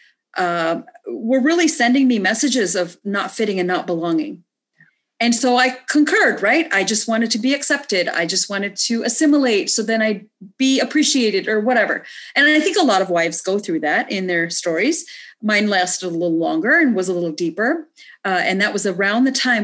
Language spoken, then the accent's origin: English; Canada; moved away as an adult; also born or lived in India; now in United States; I grew up in Canada and moved to the States to get married after college